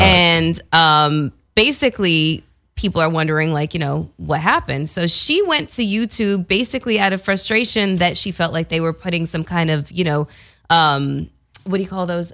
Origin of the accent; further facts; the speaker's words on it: Canada; moved away; I am from Canada